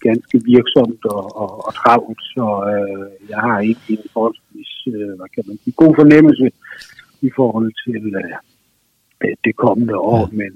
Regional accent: Southern Jutland, Southern Denmark, Denmark; moved away; jeg er jo nede fra Sønderjylland, jeg er jo nede fra sådan det dansk-tyske kulturområde, øh, område ligger jo små 30-35 kilometer fra, øh, fra den tyske grænse, måske 40

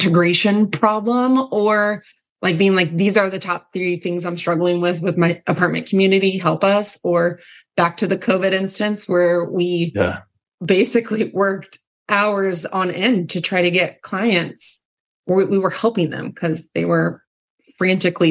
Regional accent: Indianapolis, Indiana, United States; I was born and raised in Indianapolis

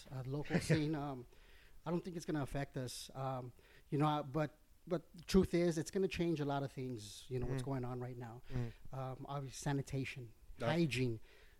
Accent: El Paso, Texas, United States; I'm from Chuco, man.

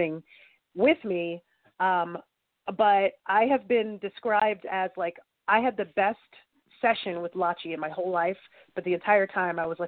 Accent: New York, United States; I'm from New York

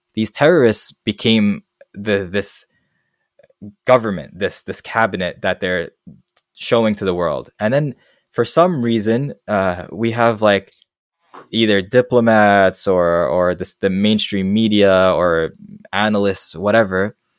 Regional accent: Afghanistan; moved away; they'll say, "Where are you from?" And I tell them Afghanistan.

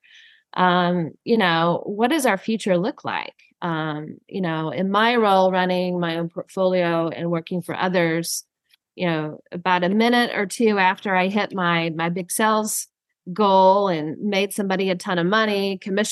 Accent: Texas, United States; moved away as an adult; now in Sonoma County, United States; I grew up in Texas and moved back to Texas to start my own agency

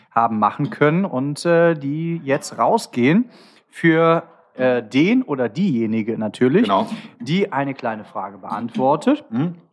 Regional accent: Cologne, North Rhine-Westphalia, Germany; Ich bin Kölner, ne?

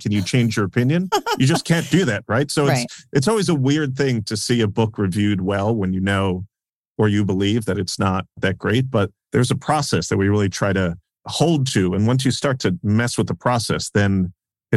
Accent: New York City, New York, United States; growing up in New York

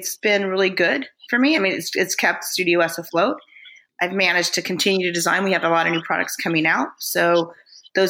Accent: United States; I'm an American tile designer

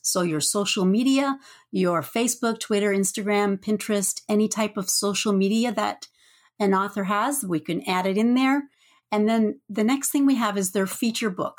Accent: Canada; I'm from snowy Canada

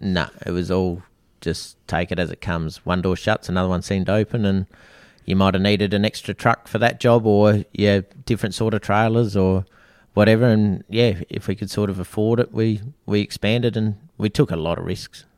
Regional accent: Australia; originally Snowdown Boy, uh, born and bred in Snowdown and, yeah, did all my schooling there

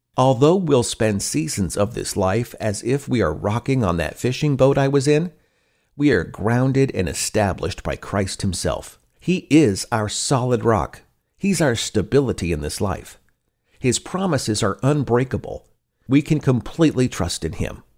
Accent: Pacific Northwest, United States; Growing up in the Pacific Northwest

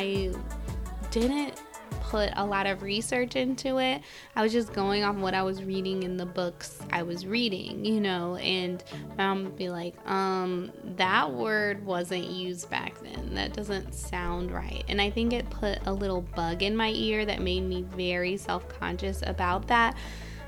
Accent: United States; accent: nasal; if you can't tell from my beautiful nasal accent, I am American

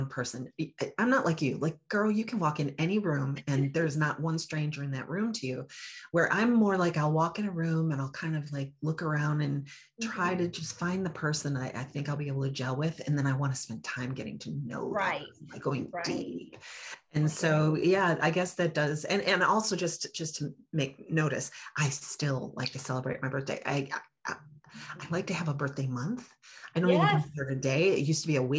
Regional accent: Buffalo, New York, United States; I grew up in Buffalo, New York, the child of two immigrant parents

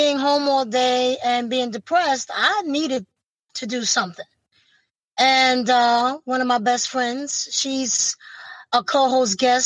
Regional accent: New York City, New York, United States; from Brooklyn, New York

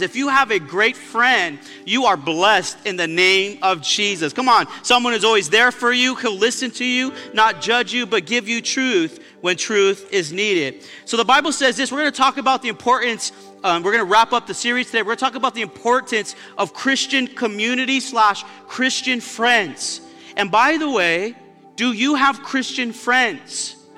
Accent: Baldwin Park, California, United States; also born or lived in Pomona; I was raised in Baldwin Park in Pomona

